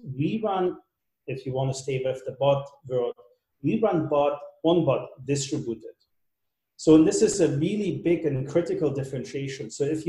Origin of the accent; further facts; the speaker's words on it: Germany; English is a second language; moved away as an adult; now in United States; So that was kind of my first job when I came to California from Germany.